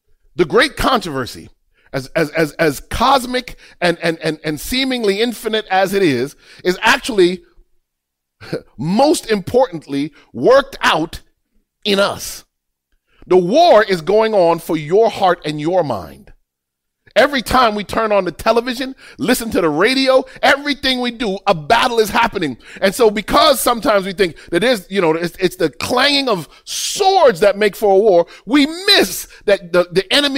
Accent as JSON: {"language": "English", "town": "Miami", "region": "Florida", "country": "United States", "tie": "born or raised there", "said": "I grew up I lived in Miami. In Miami, boy, I had some grimy friends."}